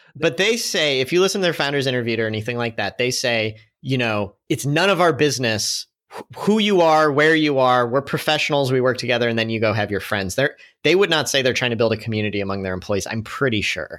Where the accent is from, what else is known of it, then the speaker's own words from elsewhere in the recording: St. Louis, Missouri, United States; moved away as an adult; also born or lived in San Francisco; Saint Louis really embraced us. It's my hometown also